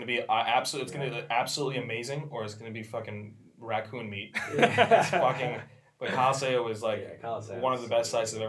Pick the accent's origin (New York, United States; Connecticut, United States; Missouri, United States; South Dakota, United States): New York, United States; Long Island; I'm from Long Island.